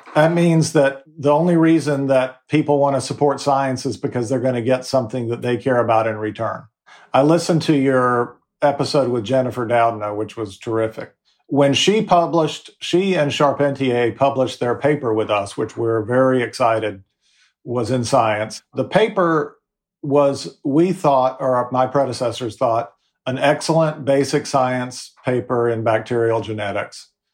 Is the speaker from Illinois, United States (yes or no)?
no; Fayetteville, North Carolina, United States; My mom ran the community theater in my hometown of Fayetteville, North Carolina.